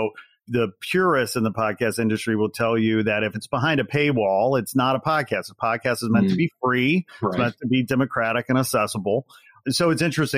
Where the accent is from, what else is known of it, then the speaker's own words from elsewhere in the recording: Chicago, Illinois, United States; I'm from Chicago land originally